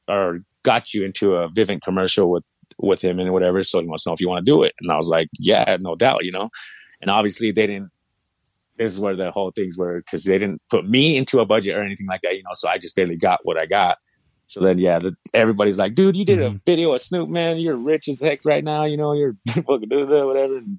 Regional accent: Idaho Falls, Idaho, United States; I'm from Idaho Falls. You know what I mean? I'm from Idaho.

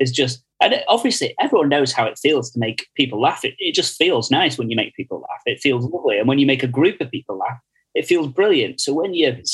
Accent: Stockport, North West England, United Kingdom; I'm from Stockport, which is in Greater Manchester

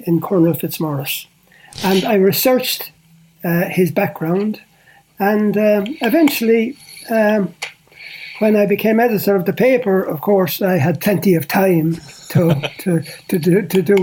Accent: Portlaoise, Leinster, Ireland; I come from Port Leash. I had worked in many places before that, but coming back to Port Leash

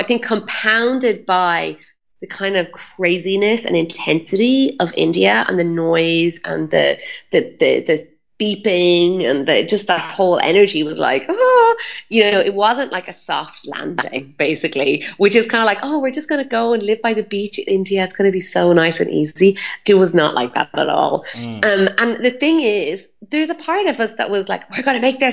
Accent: Ireland; I'm Irish

